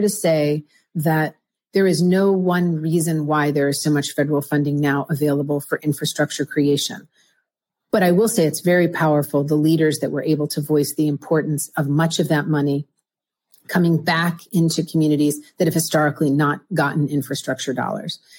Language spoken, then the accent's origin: English; Pennsylvania, United States; also born or lived in Philadelphia suburbs, Pennsylvania / Pittsburgh suburbs, Pennsylvania; I grew up in Pennsylvania, half of my life in the eastern side of Pennsylvania, the suburbs of Philadelphia, half in the western side of um, Pennsylvania, the suburbs of Pittsburgh